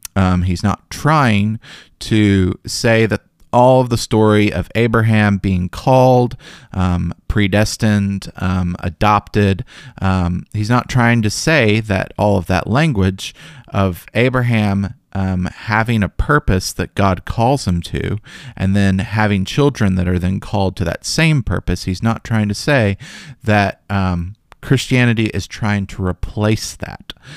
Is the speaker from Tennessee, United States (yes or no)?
yes; Memphis, Tennessee, United States; growing up in Memphis